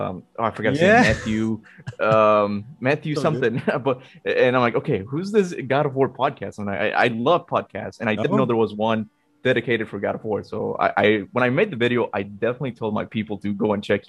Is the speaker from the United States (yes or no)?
no; Cuba; I'm from Kuba, the Caribbean